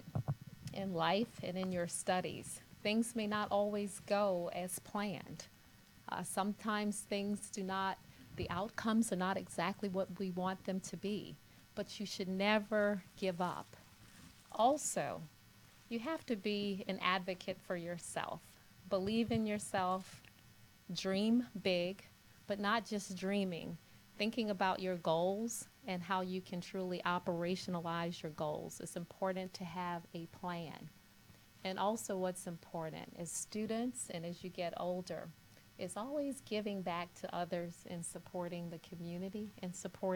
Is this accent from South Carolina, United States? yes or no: yes; Kingstree, South Carolina, United States; I grew up in the South, originally from South Carolina, and my dad was actually involved in bringing Martin Luther King to my very small city of Kingstree, South Carolina.